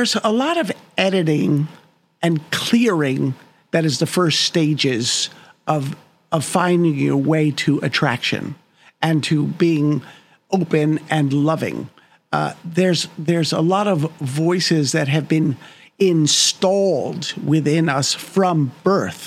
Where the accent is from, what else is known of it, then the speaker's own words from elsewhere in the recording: New York, United States; also born or lived in New Jersey; I lived in New York most of my life.